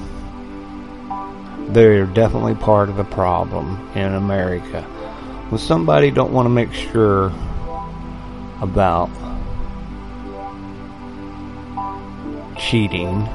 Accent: West Virginia, United States; a true-blooded, West-by-God Virginian

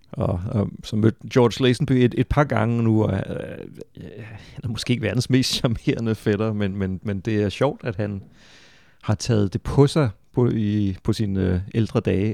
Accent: Funen, Southern Denmark, Denmark; Jeg, jeg er fra Fyn øh, og voksede op i 80'erne, hvor jeg så også tysk tv

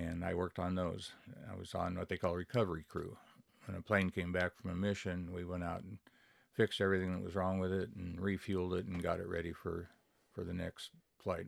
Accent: Wenatchee, Washington, United States; moved away; also born or lived in Tacoma, Washington / Long Beach; I was born in Tacoma. And then we moved, uh, from there when I was about two, we moved to Wenatchee. And that's where I grew up

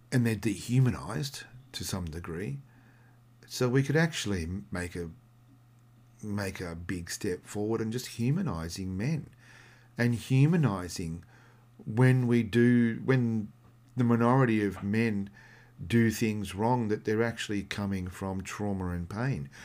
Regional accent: Australia; I'm come from Australia

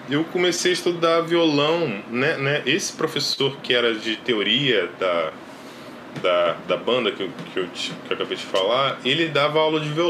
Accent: Cordeiro, Rio de Janeiro, Brazil; A gente vem de Cordeiro, né? Cordeiro é interior do Rio de Janeiro.

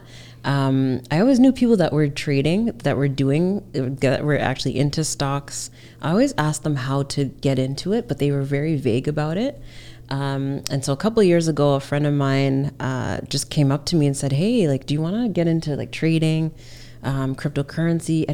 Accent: Hamilton, Ontario, Canada; also born or lived in Alberta; now in Toronto, Canada; I grew up in Hamilton, Ontario

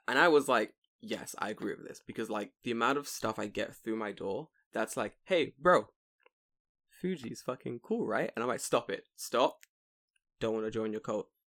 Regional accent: United Kingdom; now in Japan; in the U K

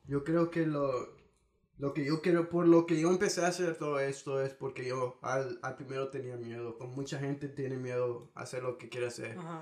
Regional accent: Houston, Texas, United States; Yo nací aquí en Houston

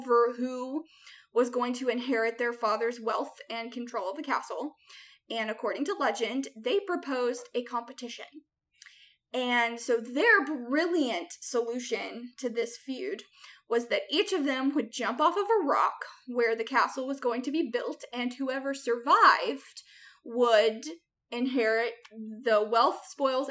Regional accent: United States; we Americans

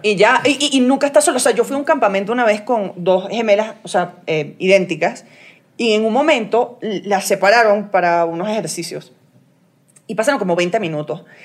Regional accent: Venezuela; also born or lived in United States; yo soy venezolana American

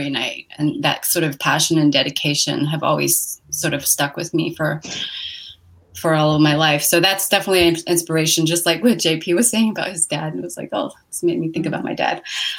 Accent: San Francisco, California, United States; also born or lived in Hong Kong / Oregon; I was born in a small village outside of Hong Kong, and I lived there for the first 7 years of my life. And then we moved to this country, and I grew up in San Francisco for the rest of that time

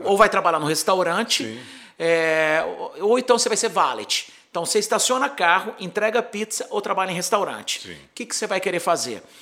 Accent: Brazil; moved away as an adult; also born or lived in Santa Barbara, California, United States; eu sou do Brasil

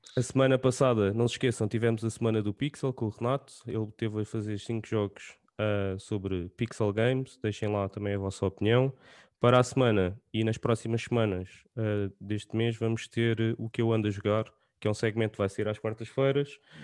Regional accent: Portugal; nós como portugueses

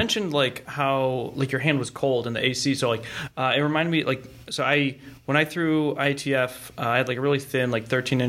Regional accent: Cleveland, Ohio, United States; now in Texas, United States; I'm from Cleveland.

